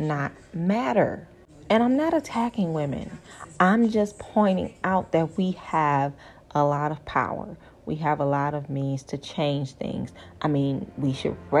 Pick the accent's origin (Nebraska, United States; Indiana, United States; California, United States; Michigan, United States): Michigan, United States; I'm from Michigan